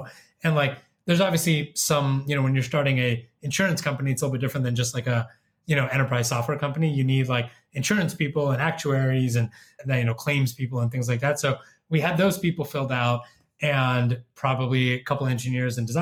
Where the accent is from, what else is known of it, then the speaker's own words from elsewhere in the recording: Bay Area, California, United States; now in Chicago, United States; I grew up in the Bay Area